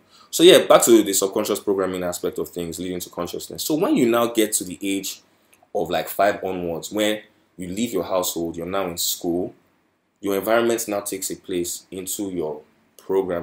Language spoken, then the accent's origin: English; Nigeria; I'm a Nigerian, right? And coming from a Nigerian household